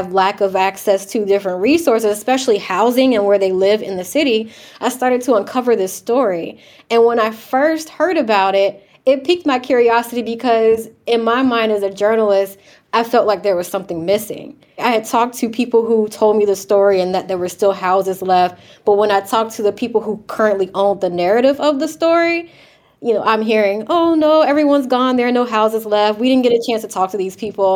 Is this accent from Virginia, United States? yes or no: yes; Chesapeake, Virginia, United States; I grew up in Chesapeake, Virginia, which is about maybe 30 minutes away from Newport News.